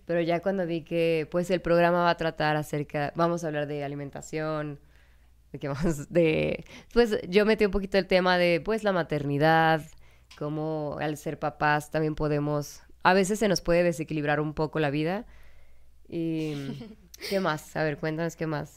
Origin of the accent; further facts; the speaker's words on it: Mexico; also born or lived in Canada / Brazil; soy de México